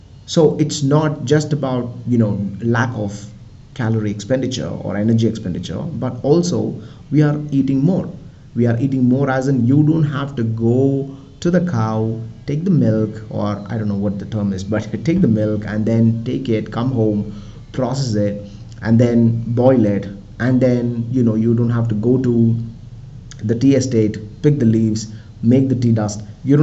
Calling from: India; I mean, I'm recording this from India, right? So India is mostly known for scarcity, malnutrition, slavery, and all that.

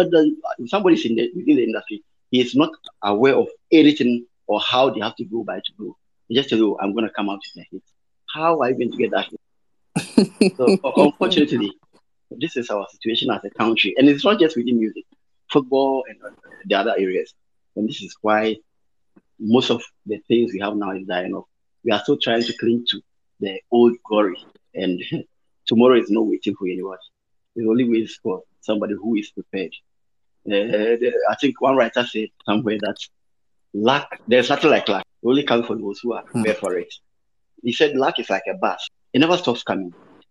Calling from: Obuasi, Ashanti, Ghana; I'm talking from Obuasi, the Golden City.

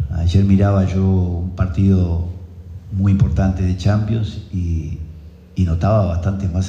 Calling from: Ciudad de la Costa, Canelones, Uruguay; de la Ciudad de la Costa.

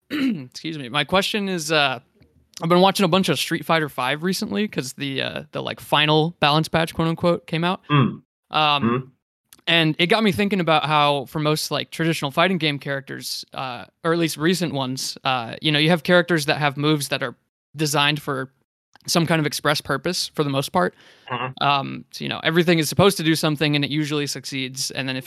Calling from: San Antonio, Texas, United States; I'm calling in from San Antonio, Texas.

